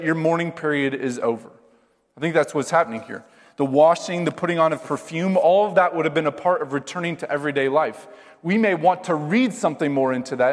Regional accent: Iowa, United States; I grew up in Iowa

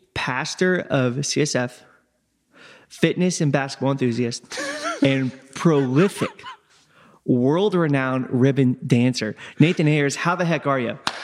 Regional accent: Crawford County, Indiana, United States; I'm from Crawford County

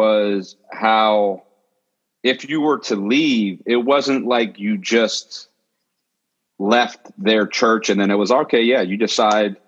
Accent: Pittsburgh, Pennsylvania, United States; moved away as an adult; also born or lived in Philadelphia; now in Pittsburgh, United States; I grew up in the Berg, and the first several years were in the suburbs until I was about 8 years old

